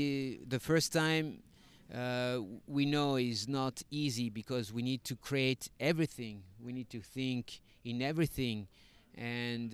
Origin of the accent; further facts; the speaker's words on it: Paris, Île-de-France, France; English is a second language; moved away as an adult; now in Mexico; I come from Paris, from the suburbs of Paris